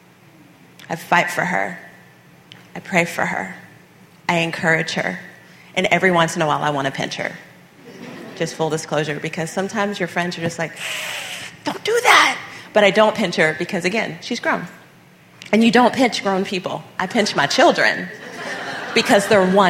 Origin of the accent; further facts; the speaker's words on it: Texas, United States; We are Texan.